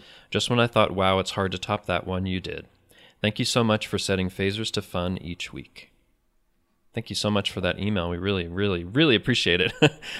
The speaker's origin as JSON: {"language": "English", "region": "East Germany", "country": "Germany", "tie": "born or raised there", "said": "I grew up in East Germany in the 1980s during the last years of the Cold War with the Iron Curtain in front of my hometown."}